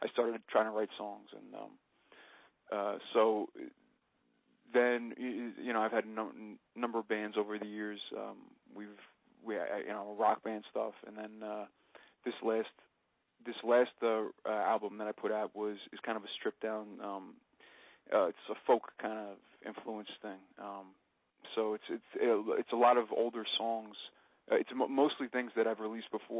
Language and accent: English; New Jersey, United States; I'm from New Jersey. I've lived here my whole life